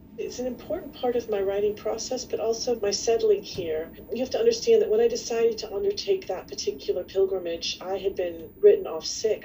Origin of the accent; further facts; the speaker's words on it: Kentucky, United States; I was going to school in Kentucky back in, you know, the 70s and 80s, there weren't a lot of other people like me around